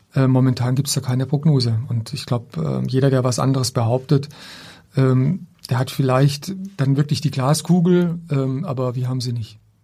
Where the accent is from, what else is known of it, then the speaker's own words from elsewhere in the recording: Black Forest, Baden-Württemberg, Germany; moved away; meiner Heimatstadt. Ich komme ja aus einem kleinen Ort im Schwarzwald